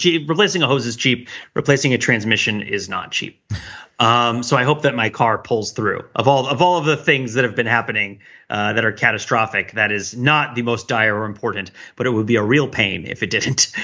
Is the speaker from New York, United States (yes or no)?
yes; around New York City, United States; now in Boston, United States; I grew up around New York City